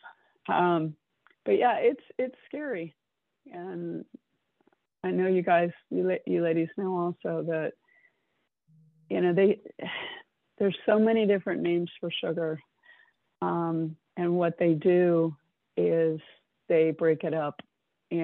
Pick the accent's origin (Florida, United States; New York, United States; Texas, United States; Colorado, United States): Florida, United States; South; moved away; I grew up in South Florida.